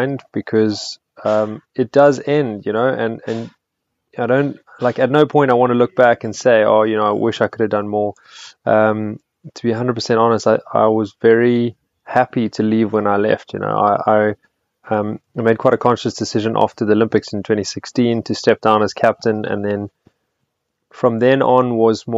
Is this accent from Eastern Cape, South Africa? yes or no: no; Blouberg, Western Cape, South Africa; I grew up in Bloberg and I went to Sachs